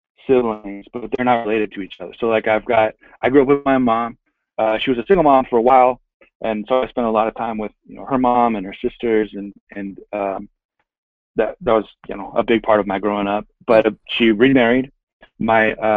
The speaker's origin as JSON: {"language": "English", "town": "San Jose", "region": "California", "country": "United States", "tie": "born or raised there", "also_born_or_lived": "Hayward, California", "moved": "as an adult", "lives_now": "Los Angeles, United States", "said": "I grew up living in San Jose."}